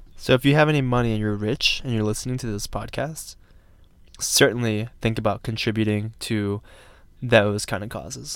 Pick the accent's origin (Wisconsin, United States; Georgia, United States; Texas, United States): Georgia, United States; now in Colorado, United States; it was nice to be back in my home state